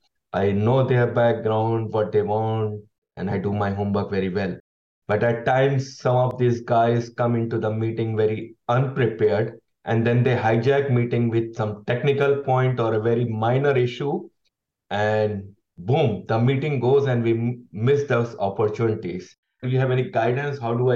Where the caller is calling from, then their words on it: The Hague, South Holland, Netherlands; I'm calling from Den Haag, Netherlands.